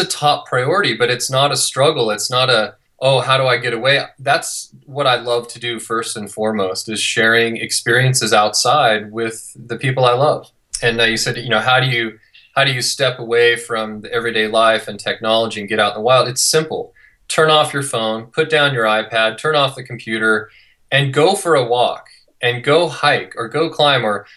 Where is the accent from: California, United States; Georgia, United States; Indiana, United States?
California, United States; near Yosemite National Park; moved away as an adult; now in Utah, United States; I grew up in California, came out to ski in Utah about 20 years ago, and just never left